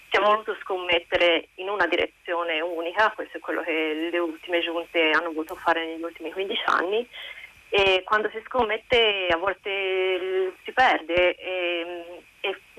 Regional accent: Florence, Tuscany, Italy; moved away as an adult; now in Melbourne, Australia; io parlo da Fiorentina, io non, non, vivo più a Firenze da dieci anni

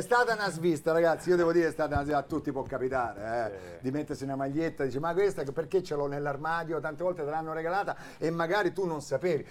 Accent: Augusta, Sicily, Italy; la squadra del mio paese di Augusta

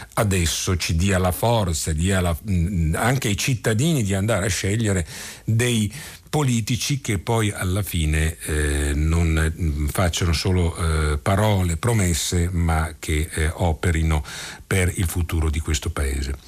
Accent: Italy

